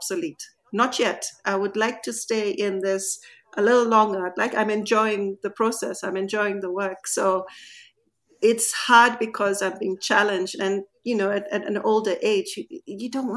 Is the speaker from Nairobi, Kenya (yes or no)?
yes; Nairobi, Kenya; moved away as an adult